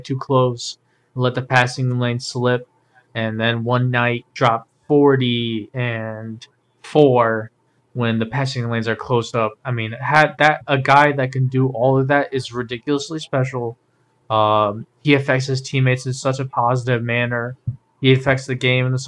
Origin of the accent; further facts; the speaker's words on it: Cleveland, Ohio, United States; we are from Cleveland.